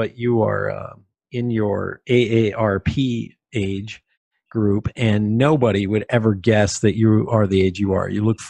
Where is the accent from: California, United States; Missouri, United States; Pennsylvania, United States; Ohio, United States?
Pennsylvania, United States; I grew up in Pennsylvania. Everybody either fished or hunted or had guns. We grew up with guns, period.